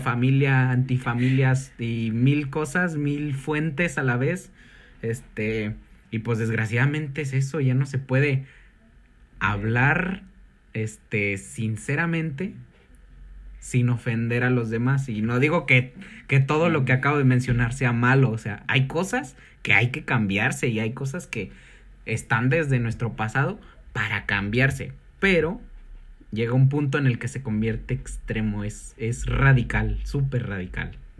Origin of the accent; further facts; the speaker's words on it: Mexico; en mi país